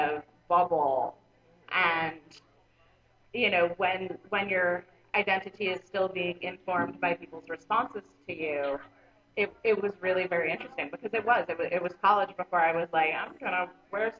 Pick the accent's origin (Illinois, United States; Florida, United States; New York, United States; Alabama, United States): Florida, United States; I was in Atlanta, Florida